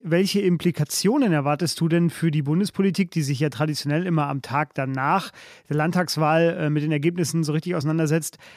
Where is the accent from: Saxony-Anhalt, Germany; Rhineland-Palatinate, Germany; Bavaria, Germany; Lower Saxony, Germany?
Bavaria, Germany; Ich komme eigentlich aus Bayern, war aber wegen der Familie häufig als Kind im Ruhrgebiet